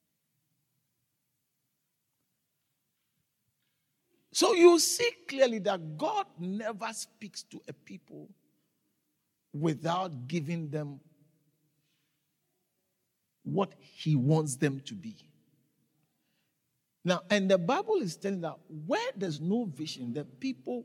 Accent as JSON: {"language": "English", "country": "Ghana", "tie": "born or raised there", "moved": "as an adult", "lives_now": "South Africa", "said": "I was raised in Ghana. And I lived there for a long time until 1997"}